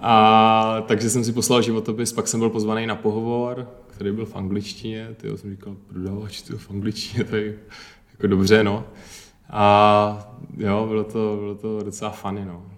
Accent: Pardubice, Pardubice Region, Czechia; Já jsem z Parduby

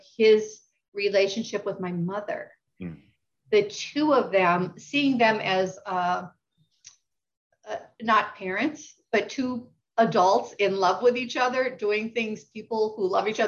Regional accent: rural Wisconsin, United States; moved away; I grew up in rural Wisconsin.

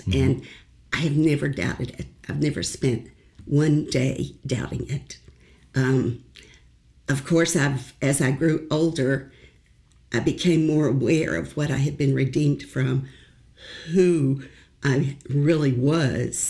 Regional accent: Hot Springs, Arkansas, United States; moved away as an adult; also born or lived in Arkadelphia, Arkansas / Washington, D.C.; I was born in Hot Springs, Arkansas

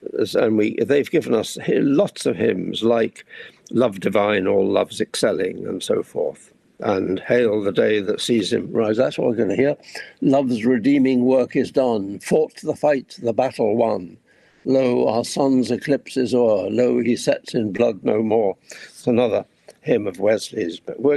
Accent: India; born there; And I love India. I was born in India. And so Indian independence was a great event for me

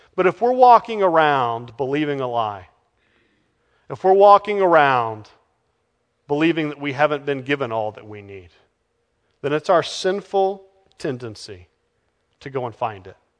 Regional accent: Texas, United States; moved away; I'm from Texas

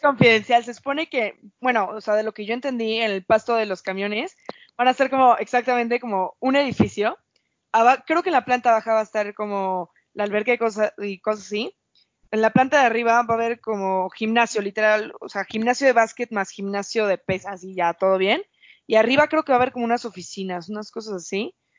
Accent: Mexico

